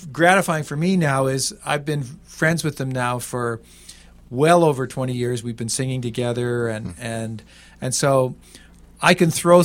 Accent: Pennsylvania, United States; now in Canada; I was born in Pennsylvania

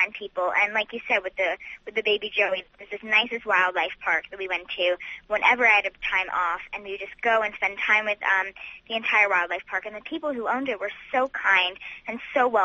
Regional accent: Fort Lauderdale, Florida, United States; I'm originally from Fort Lauderdale, Florida

